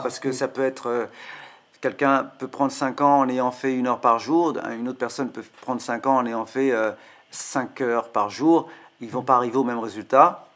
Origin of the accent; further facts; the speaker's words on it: France; also born or lived in South India / Tamil Nadu, India / Kolkata, India; now in Paris, France; j'ai grandi en France. Je suis arrivé en Inde pour les tablas à une vingtaine d'années, donc j'avais déjà 20 ans. Enfin, je, suis né en Inde, mais je suis arrivé à 5 ans en France